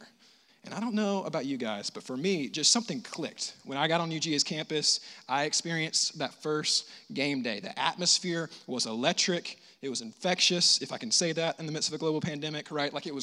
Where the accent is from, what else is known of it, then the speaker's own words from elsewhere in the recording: United States; I grew up in the States